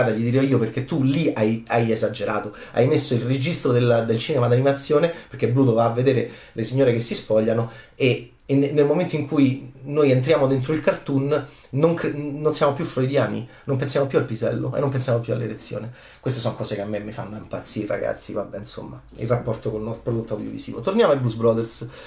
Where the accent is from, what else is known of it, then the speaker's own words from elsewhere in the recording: Rome, Lazio, Italy; nel quartiere eh, assurdo in cui sono cresciuto a Roma